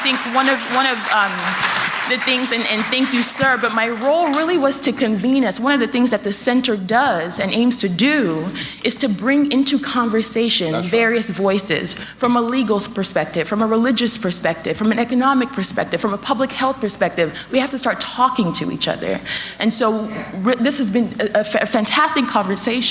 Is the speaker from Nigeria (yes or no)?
yes; Nigeria; now in United States; I grew up in Nigeria